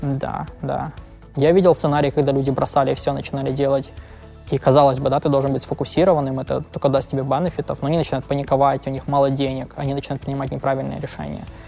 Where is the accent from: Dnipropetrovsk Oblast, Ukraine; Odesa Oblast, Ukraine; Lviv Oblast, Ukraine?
Lviv Oblast, Ukraine; Lviv; now in Berlin, Germany; я родился во Львове, мы жили вместе